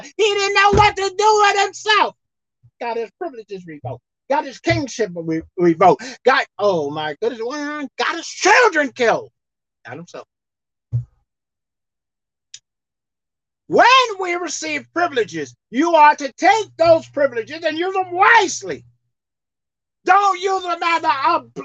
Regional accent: United States; I'm an American citizen. Consider me as American. That's what I am. I was born and raised here.

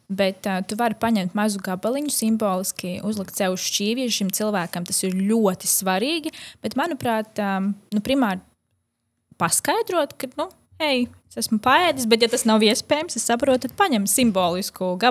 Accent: Latvia; Jā, es esmu no Latvijas, kur vecmāmiņa gatavo nu, vienmēr ir pilni galdi.

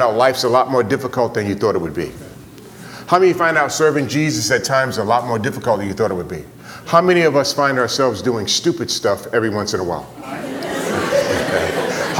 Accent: New York City, New York, United States; I was born and raised in New York City

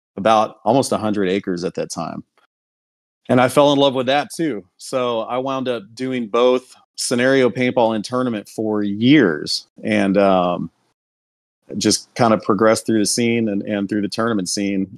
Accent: Houston, Texas, United States; I'm from Houston originally.

